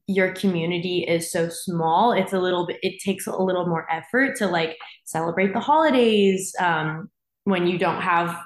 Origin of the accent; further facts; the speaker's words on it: Monterey, California, United States; now in Los Angeles, United States; I grew up in a really small Jewish community, like in Monterey, where I'm from